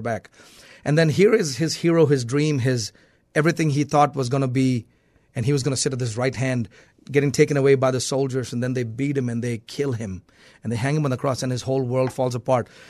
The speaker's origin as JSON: {"language": "English", "region": "South India", "country": "India", "tie": "born or raised there", "moved": "yes", "lives_now": "United States", "said": "I was born and raised in India, in South India."}